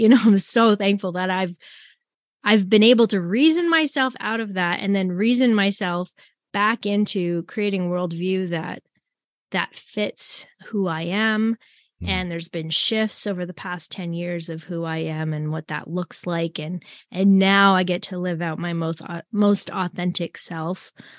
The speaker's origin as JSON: {"language": "English", "country": "Canada", "tie": "born or raised there", "also_born_or_lived": "Tacoma, United States / Anchorage, United States", "said": "because I grew up in the Brethren Assembly in Canada. And then whenever we lived in the States, so I lived in Tacoma, Washington, and I lived in Anchorage, Alaska."}